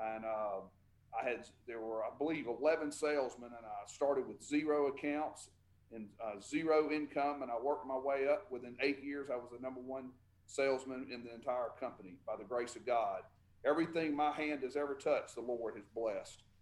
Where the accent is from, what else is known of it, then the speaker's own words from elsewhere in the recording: Tupelo, Mississippi, United States; also born or lived in Guntown, Mississippi; I was born and raised in Tupelo, Mississippi.